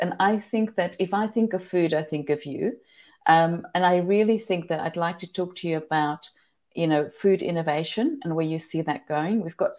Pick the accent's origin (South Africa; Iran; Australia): South Africa; we're also connected in many ways being South African